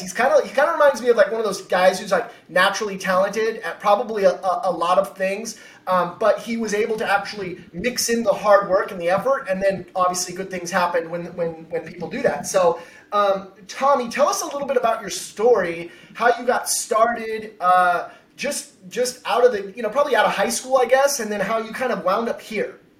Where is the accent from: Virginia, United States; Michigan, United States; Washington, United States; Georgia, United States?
Washington, United States; also born or lived in Connecticut; now in San Diego, United States; I'm from Washington State.